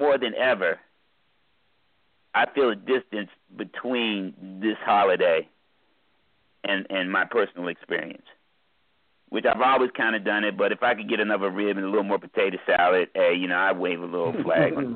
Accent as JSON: {"language": "English", "country": "United States", "tie": "born or raised there", "said": "I wouldn't say I'm not American. It's where the fuck I'm born"}